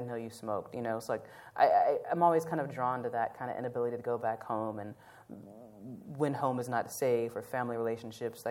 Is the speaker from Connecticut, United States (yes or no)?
no; Nashville, Tennessee, United States; about Nashville, like wanted to tell the story about my hometown